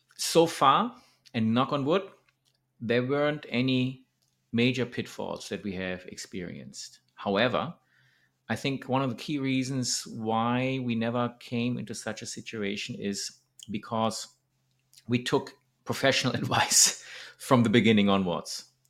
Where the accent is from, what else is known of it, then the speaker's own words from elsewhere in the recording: Germany; moved away as an adult; now in Thailand; Germany, my hometown